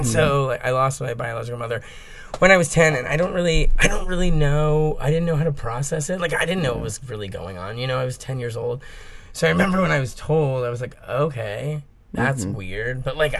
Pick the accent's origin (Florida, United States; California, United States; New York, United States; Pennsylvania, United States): Florida, United States; Miami; born there; So I was born on a waterbed in Miami, Flori